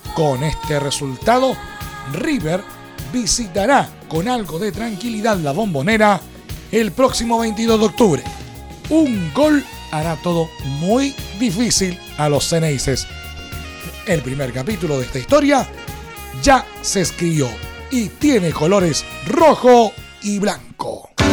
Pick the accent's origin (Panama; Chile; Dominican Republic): Chile